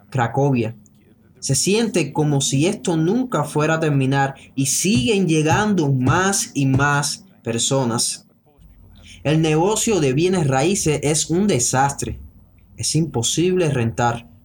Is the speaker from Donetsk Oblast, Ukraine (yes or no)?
no; Lviv, Lviv Oblast, Ukraine; Spanish is a second language; moved away; also born or lived in Poland; Cuando me encontré con una iglesia evangélica grande en mi ciudad natal, en Leópolis, Ucrania y conocí a unos creyentes de ahí que compartieron el Evangelio conmigo. Me mudé hace 12 años, como les digo.